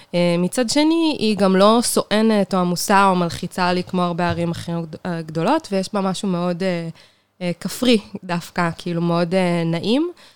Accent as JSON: {"language": "Hebrew", "town": "Kiryat Tivon", "region": "Northern District", "country": "Israel", "tie": "born or raised there", "moved": "as an adult", "lives_now": "Beersheba, Israel", "said": "גדלתי בקריית טבעון"}